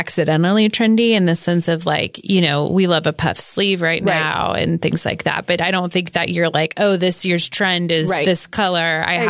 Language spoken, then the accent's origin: English; Oklahoma City, Oklahoma, United States; growing up in Oklahoma City